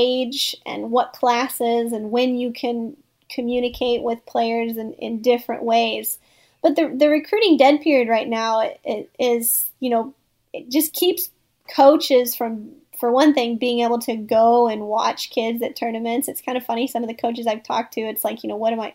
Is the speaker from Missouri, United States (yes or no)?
yes; Northeast Missouri, United States; now in Cocoa Beach, United States; I make the annual pilgrimage to Northeast Missouri every summer with my dog in the back seat to visit my hometown